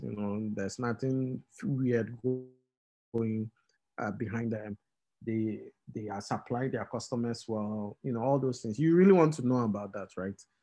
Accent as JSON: {"language": "English", "town": "Tema", "region": "Greater Accra", "country": "Ghana", "tie": "born or raised there", "also_born_or_lived": "Keta", "said": "I was born at Tema General Hospital. I grew up in Tema"}